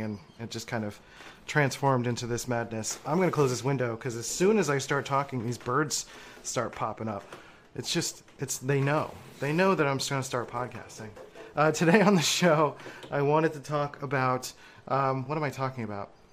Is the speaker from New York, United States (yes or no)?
no; Philadelphia, Pennsylvania, United States; growing up in Philly